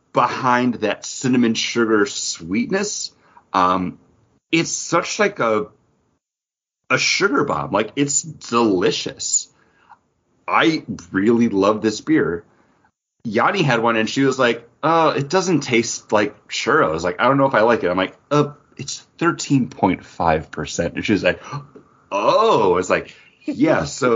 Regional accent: United States; I mean, I'm an American, right?

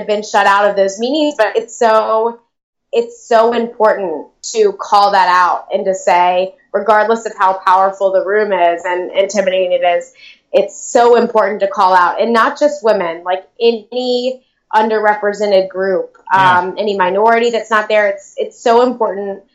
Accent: the South, United States; now in New York, United States; I'm a transplant from the South

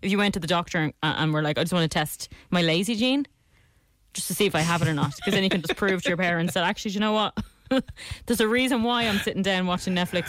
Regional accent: Ireland; I'm from Ireland.

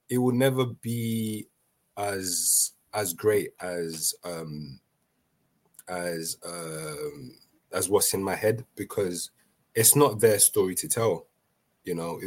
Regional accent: London, United Kingdom; also born or lived in Brazzaville, Republic of the Congo; me just growing up in London and what I've experienced. And I grew up in a time where, you know, knife crime was at its peak

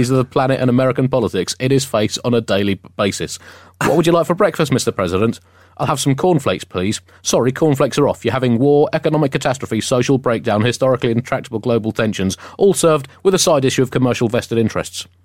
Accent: United Kingdom; I didn't see all of it, but I watched as much as the British soul could take.

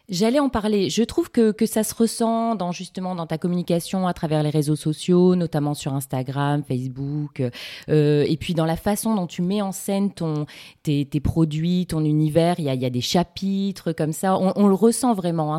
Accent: Lille, Hauts-de-France, France; Je suis lilloise

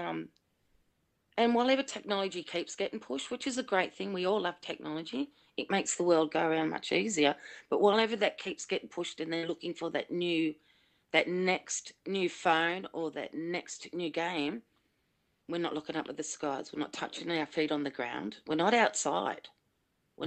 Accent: Sydney, New South Wales, Australia; I grew up in Blacktown in Sydney

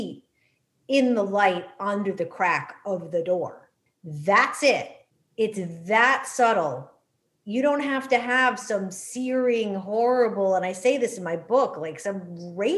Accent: New England, United States; growing up in that generation and growing up in New England

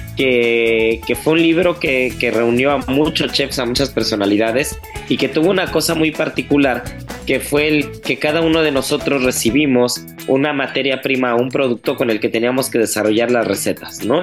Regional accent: Mexico; como buen mexicano

